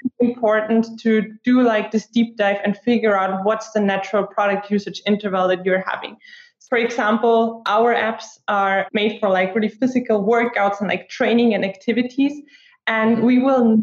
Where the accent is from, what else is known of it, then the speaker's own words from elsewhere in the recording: Austria; also born or lived in Sweden; I was born and raised in Austria